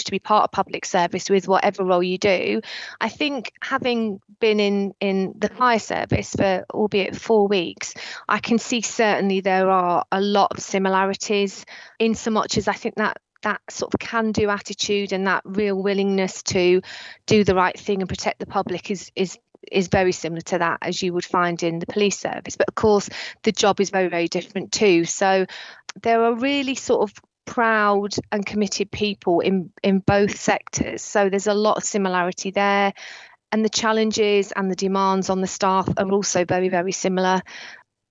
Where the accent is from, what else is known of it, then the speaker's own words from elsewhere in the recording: Buckinghamshire, Berkshire area, South East England, United Kingdom; moved away as an adult; also born or lived in Merseyside; I was from the Buckinghamshire, Berkshire area